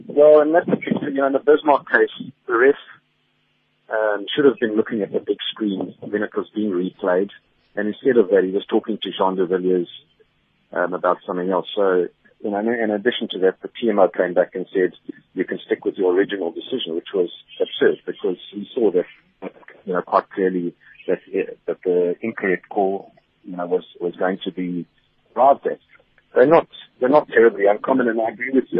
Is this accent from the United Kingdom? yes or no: no; South Africa; I'm very happy as a South African.